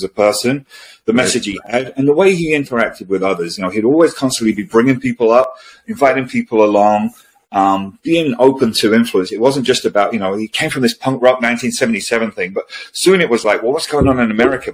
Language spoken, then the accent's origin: English; London, United Kingdom; I grew up in London, spent a lot of time going to shows in London